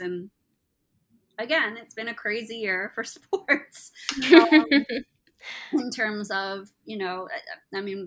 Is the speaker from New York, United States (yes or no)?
yes; Buffalo, New York, United States; I grew up in Buffalo, New York.